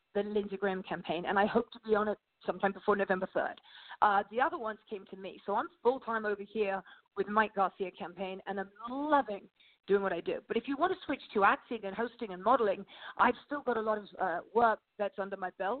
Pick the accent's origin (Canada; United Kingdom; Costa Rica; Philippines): United Kingdom; England; moved away as an adult; now in Santa Clarita, United States; I came from England about 25 years ago